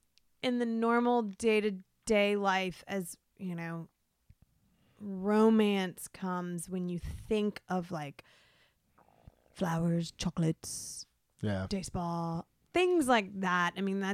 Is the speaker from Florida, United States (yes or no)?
yes; Florida, United States; I'm from Florida.